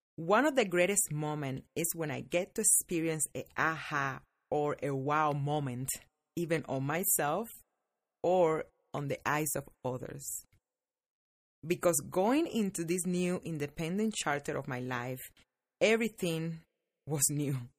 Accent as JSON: {"language": "English", "country": "Cuba", "tie": "born or raised there", "moved": "as an adult", "lives_now": "United States"}